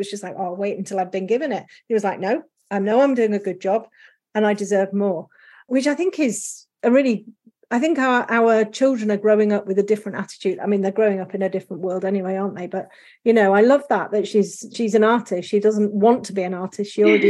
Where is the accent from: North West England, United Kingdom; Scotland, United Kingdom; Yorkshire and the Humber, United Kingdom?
Yorkshire and the Humber, United Kingdom; moved away; also born or lived in London; So I'm from Yorkshire.